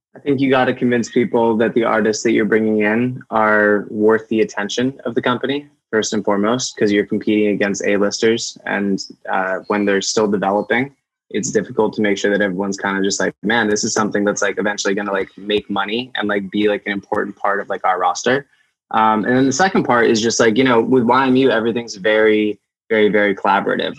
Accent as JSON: {"language": "English", "town": "Amherst", "region": "Massachusetts", "country": "United States", "tie": "born or raised there", "said": "I grew up in Amherst, Massachusetts, small little college town"}